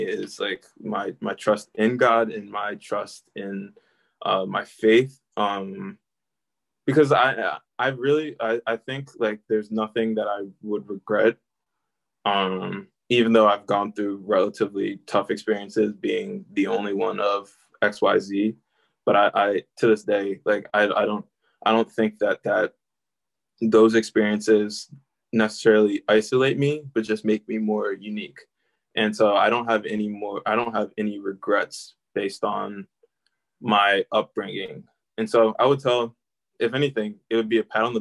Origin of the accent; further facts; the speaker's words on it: Delaware, United States; I grew up in Delaware.